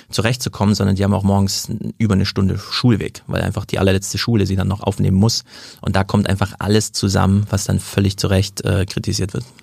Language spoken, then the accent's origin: German; Hesse, Germany; In Hessen, wo ich herkomme, ist das besondere Problem, dass es einfach den Elternwunsch gibt, der zählt.